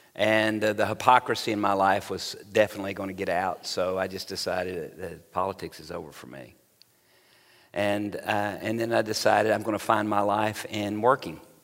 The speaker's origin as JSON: {"language": "English", "region": "Tennessee", "country": "United States", "tie": "born or raised there", "also_born_or_lived": "Little Rock, Arkansas / Oxford, Mississippi", "moved": "as an adult", "lives_now": "Dallas, United States", "said": "I was born actually in Little Rock, Arkansas, lived all my primary, uh, junior high and high school years in, on a ranch in Tennessee"}